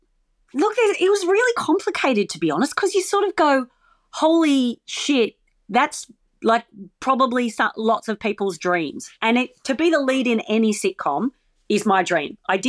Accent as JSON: {"language": "English", "country": "Australia"}